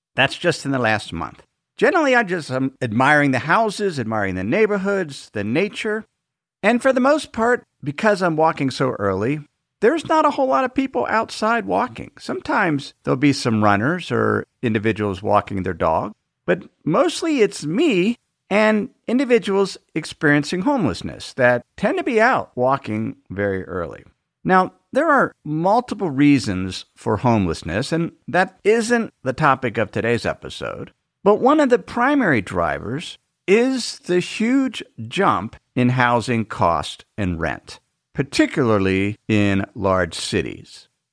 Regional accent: Cincinnati, Ohio, United States; moved away as an adult; also born or lived in Idaho / Tucson; my hometown, Cincinnati

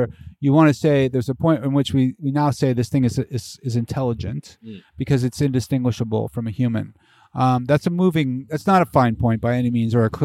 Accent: Bethlehem, Pennsylvania, United States; moved away as an adult; also born or lived in Philadelphia, Pennsylvania / Pittsburgh, Pennsylvania; I grew up in Bethlehem.

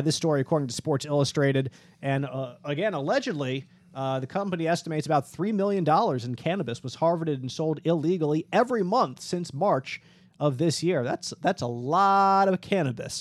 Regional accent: Philadelphia, Pennsylvania, United States; my hometown

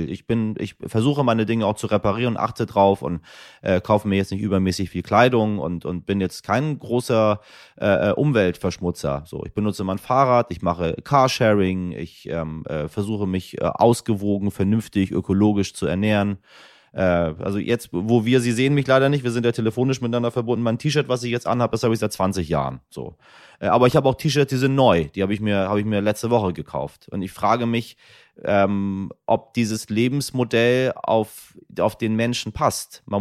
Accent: Iran; dann nehme ich Sie mit in meine Heimat, in den Iran, meine Damen und Herren.

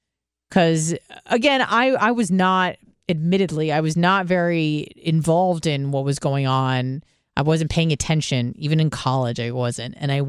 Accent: Israel; born there; I was born in Israel and Jewish culturally and ethnically, although non-practicing. But that doesn't mean I don't have a connection to the place.

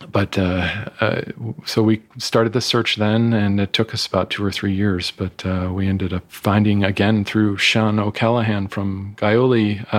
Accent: Italy; born there; also born or lived in Germany; I was born in Italy, and my brother in France.

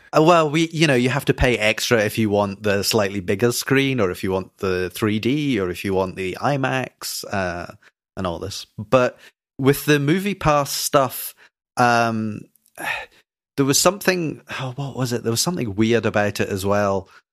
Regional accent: Scotland, United Kingdom; I'm Scottish

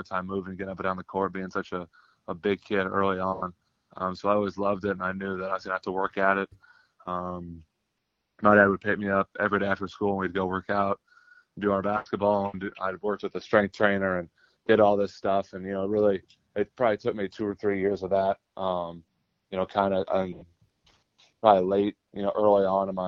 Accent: Indianapolis, Indiana, United States; born or raised there

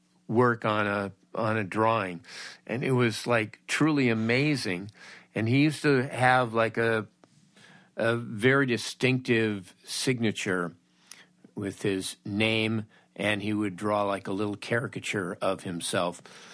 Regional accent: Woodland Hills, California, United States; I grew up in Woodland Hills in the San Fernando Valley.

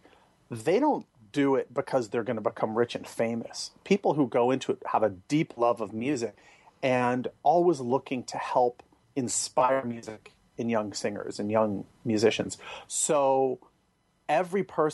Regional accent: San Francisco, California, United States; moved away; I'm from San Francisco

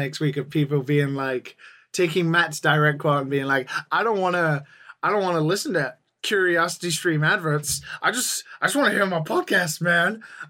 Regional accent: United Kingdom; I mean, I'm British

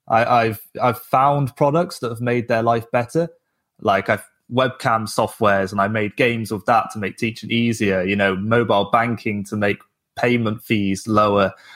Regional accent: England, United Kingdom; moved away; I'm from England

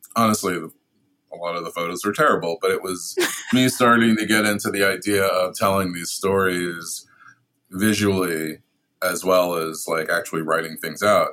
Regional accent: New York City, New York, United States; I'm also from Brooklyn. I've lived in New York all my life

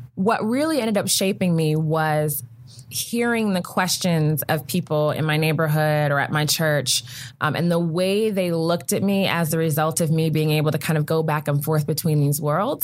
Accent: Prince George's County, Maryland, United States; I grew up right outside of Washington D.C. in Prince George's County, Maryland

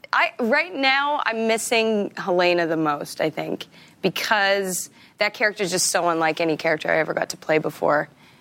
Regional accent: Regina, Saskatchewan, Canada; I'm from Regina.

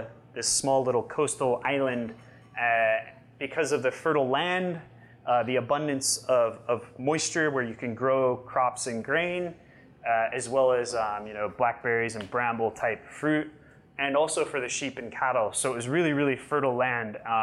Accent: Yosemite, California, United States; I grew up in Yosemite, so we actually had wild blackberry bushes where I grew up too

